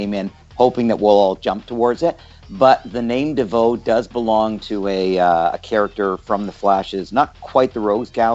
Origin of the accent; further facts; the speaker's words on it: Canada; growing up in Canada